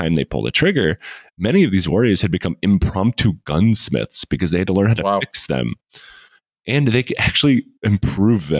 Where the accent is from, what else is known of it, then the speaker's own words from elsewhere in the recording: United States; Growing up in America